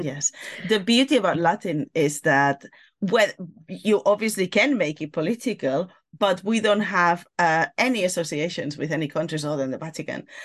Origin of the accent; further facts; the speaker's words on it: Barcelona, Catalonia, Spain; first language Catalan and Spanish; English is a second language; moved away as an adult; now in London, United Kingdom; I studied in Barcelona when I was growing up